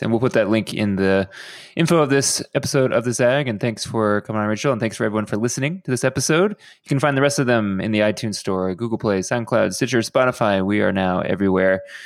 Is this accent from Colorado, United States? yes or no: no; Houston, Texas, United States; somebody who grew up in Houston